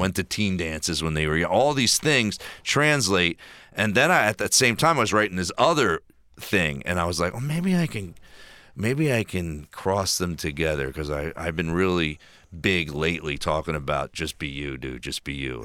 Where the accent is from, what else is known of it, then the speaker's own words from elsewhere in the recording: Philadelphia, Pennsylvania, United States; in my hometown of Philadelphia